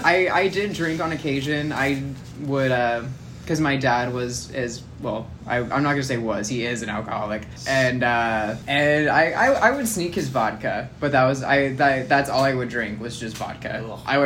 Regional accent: Huntington Beach, California, United States; I went to middle school in Huntington.

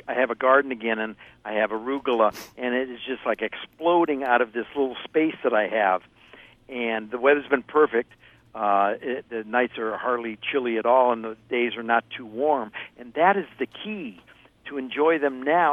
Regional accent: Ohio, United States; moved away; I grew up in Ohio

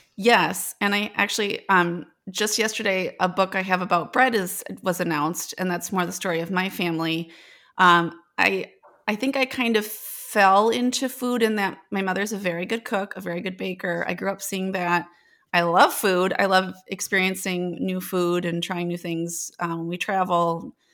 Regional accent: Janesville, Wisconsin, United States; So I'm originally from Janesville, Wisconsin

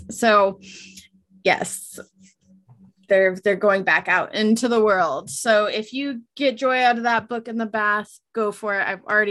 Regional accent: West Coast, United States; I was like, you know, I'm from the West Coast.

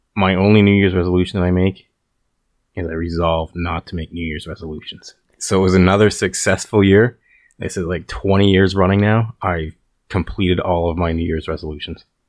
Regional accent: Calgary, Alberta, Canada; we're both from Calgary, Alberta, Canada

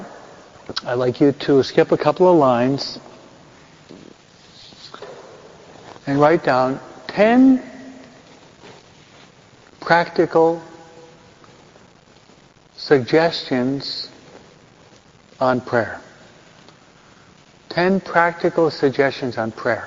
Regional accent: New York, United States; I'm a New Yorker

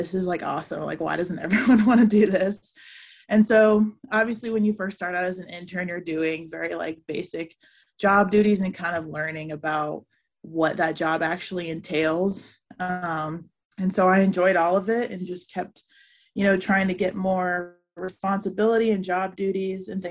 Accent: Atlanta, Georgia, United States; moved away as an adult; also born or lived in Spartanburg, South Carolina / Cincinnati; I'm originally from Atlanta, Georgia

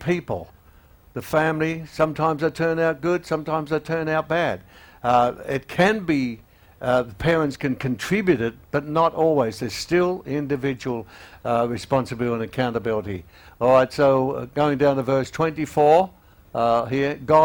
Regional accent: Australia; also born or lived in Melbourne; being an Australian

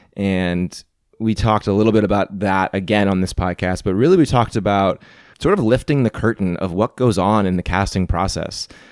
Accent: Missouri, United States; growing up in Missouri

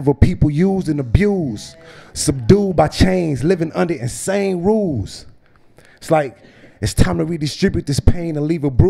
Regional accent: Greensboro, North Carolina, United States; I'm from Greensboro

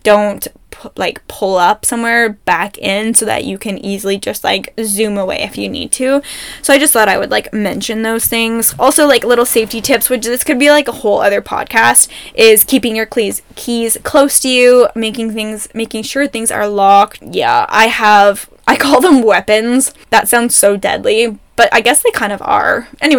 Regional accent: Ontario, Canada; now in Alberta, Canada; I'm from Ontario for the most part of my life, so excuse me if this is wrong, but Ontario uses salt trucks.

